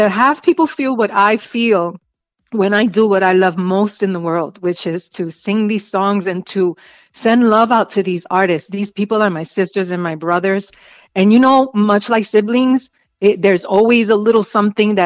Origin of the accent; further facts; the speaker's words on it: New York City, New York, United States; also born or lived in Spanish Harlem; growing up in the South Bronx, surrounded by tenement buildings